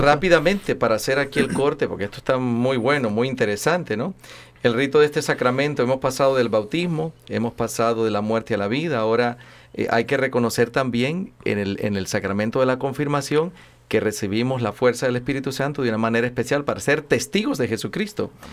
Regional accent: Honduras; Soy el único catracho aquí entrometido

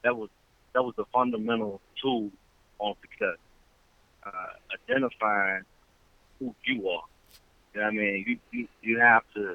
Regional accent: Halifax, Virginia, United States; Born and raised in Halifax, Virginia, a little small town

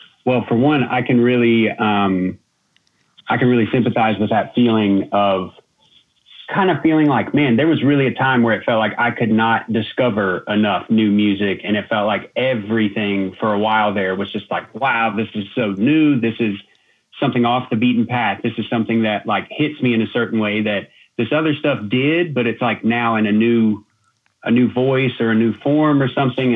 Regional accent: Denver, North Carolina, United States; now in Asheville, United States; I grew up in Denver, North Carolina

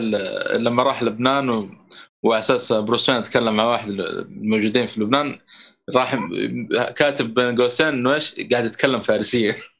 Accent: Saudi Arabia; عندنا في السعوديه

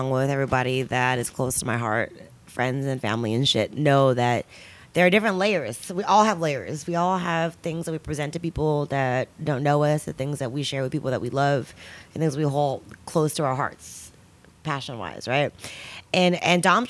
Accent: the Bay Area, California, United States; I'm from the Bay, obviously. Yay. I'm from the Bay

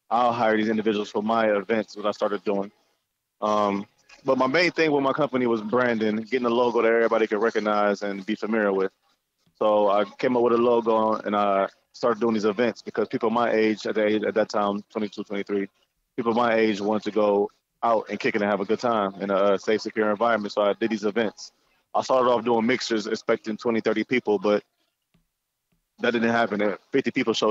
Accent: Cleveland Heights, Ohio, United States; also born or lived in Jamaica / Toledo, Ohio; I moved here at the age of 5 in 97. Grew up in the Cleveland Heights area

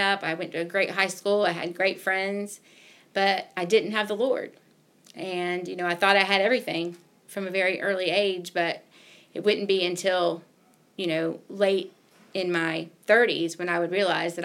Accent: Jacksonville, Florida, United States; born or raised there; moved away as an adult; now in Milledgeville, United States

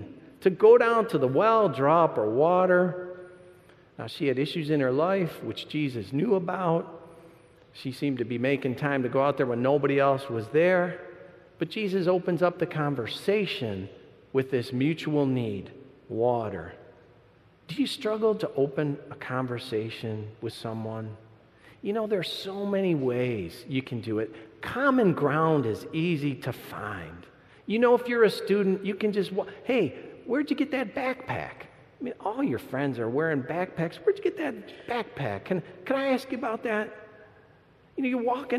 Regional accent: Michigan, United States; I'm from Michigan, too

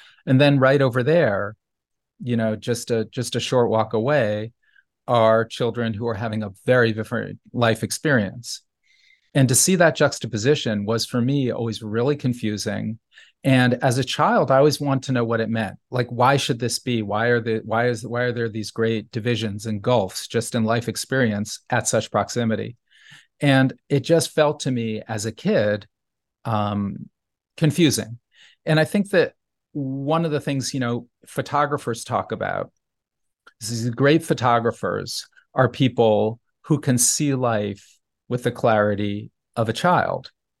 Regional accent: New Haven, Connecticut, United States; when I was a child growing up in New Haven, you know, some of the things that I was seeing and I didn't understand as a child, but just sensed, had a feeling for, were upsetting.

